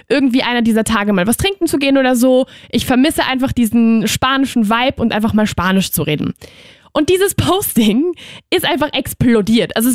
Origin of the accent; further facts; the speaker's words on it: Austria; Ich hoffe, sie will damit nicht sagen, dass ich hier als Österreicherin nicht reiche